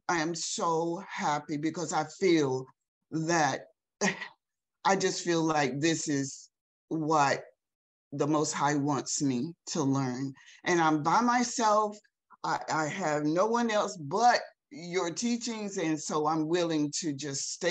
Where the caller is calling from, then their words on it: Elizabeth City, North Carolina, United States; I'm calling in from Elizabeth City, North Carolina.